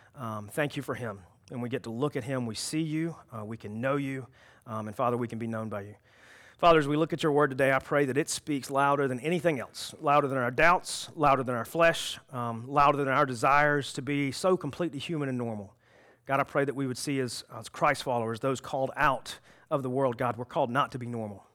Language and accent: English; South Carolina, United States; I was born in South Carolina